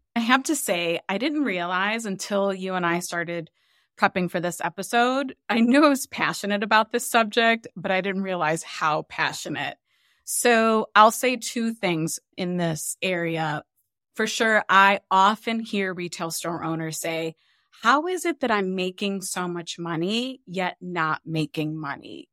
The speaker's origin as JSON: {"language": "English", "town": "Cleveland", "region": "Ohio", "country": "United States", "tie": "born or raised there", "said": "We grew up really poor in Cleveland, Ohio"}